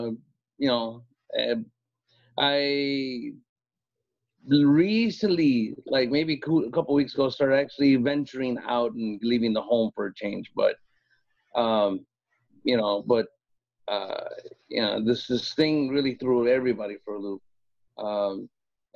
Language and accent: English; Gary, Indiana, United States; moved away; I grew up in Gary.